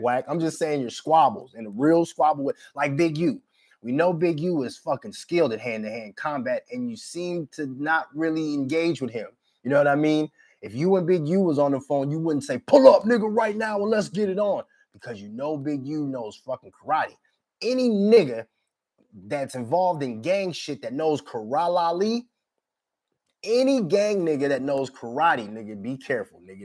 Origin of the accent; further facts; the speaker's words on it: Minnesota, United States; I'm from Minnesota